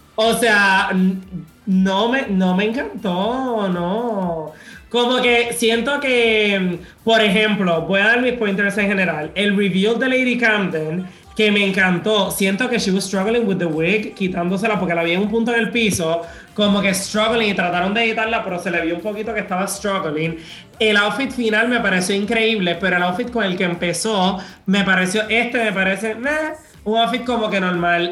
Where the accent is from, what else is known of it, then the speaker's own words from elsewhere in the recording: Puerto Rico; now in Madrid, Spain; siendo un boricua viviendo aquí